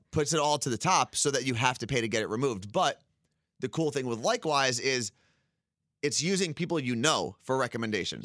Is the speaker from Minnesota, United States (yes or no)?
no; Ridgewood, New Jersey, United States; moved away; I was growing up in Ridgewood.